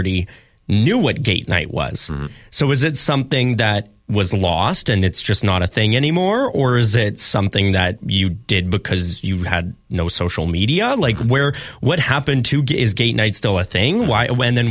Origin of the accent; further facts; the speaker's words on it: Swan River, Manitoba, Canada; a small town thing because I grew up in Swan River